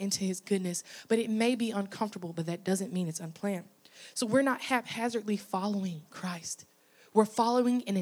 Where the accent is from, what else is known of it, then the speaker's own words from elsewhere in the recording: Arkansas, United States; moved away as an adult; now in Louisiana, United States; I'm originally from Arkansas